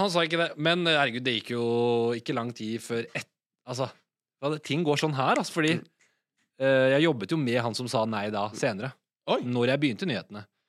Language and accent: Norwegian; Asker, Akershus, Norway; moved away as an adult; now in Oslo, Norway; og så er jeg vokst opp i Asker, som er en halvtime utafor Oslo.